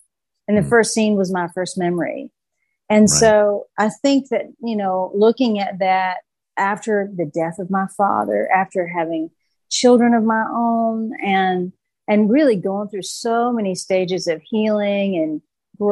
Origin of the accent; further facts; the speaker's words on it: Harrogate, the South, United States; I grew up in the South. I was baptized at the First Baptist of Harrogate